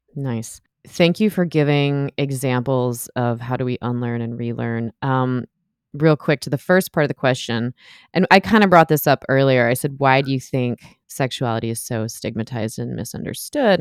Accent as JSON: {"language": "English", "country": "United States", "said": "I'm an American"}